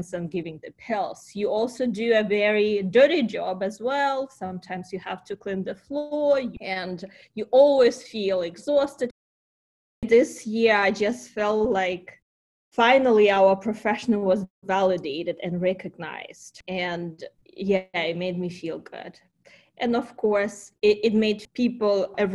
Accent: Ukraine; first language Ukrainian; English is a second language; moved away as an adult; also born or lived in Kyiv, Ukraine; now in United States; I came from Ukraine. I still remember how my family was going through Chernobyl time.

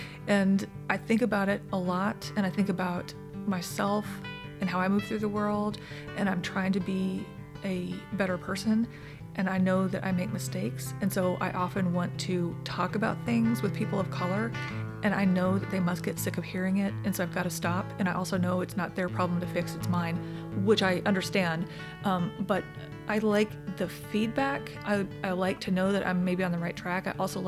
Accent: South Dakota, United States; So I consider South Dakota my home state, but only because I think my family lived there the longest.

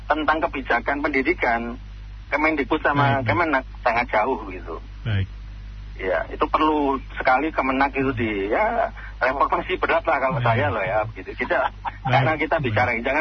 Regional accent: Palembang, South Sumatra, Indonesia; Kami orang Palembang nggak setuju Pak. Ya, saya orang Palembang, terima kasih.

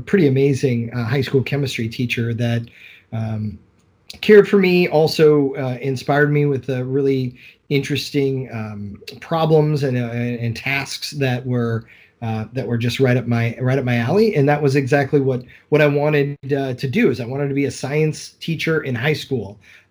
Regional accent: Collinsville, Illinois, United States; I grew up in Collinsville High School. I attended Summit Elementary

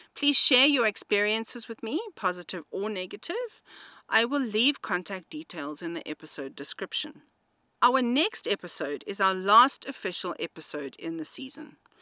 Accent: South Africa; I am an English-speaking South African

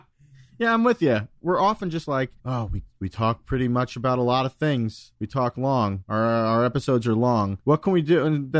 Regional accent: Long Island, New York, United States; We did stuff like that growing up on Long Island.

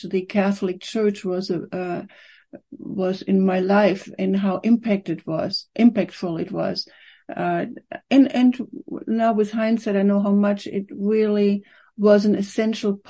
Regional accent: Aachen, North Rhine-Westphalia, Germany; moved away as an adult; also born or lived in Cologne; now in Victoria, Canada; I was born in Germany in a town called Aachen

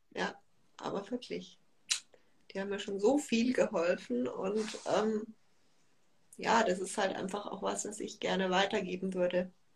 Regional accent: Munich, Bavaria, Germany; ich komme aus München

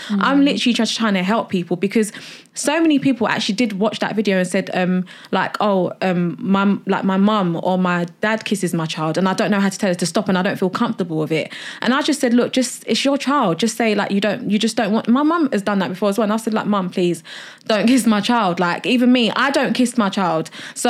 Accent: Nigeria; Coming from, like, I'm Nigerian, so like disability, anything like that, mental health, it's like a big taboo, like in the African community.

